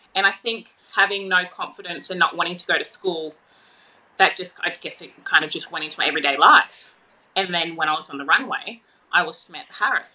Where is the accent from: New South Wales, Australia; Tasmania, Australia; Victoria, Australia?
New South Wales, Australia; Tweed Heads; So I'm from Tweed Heads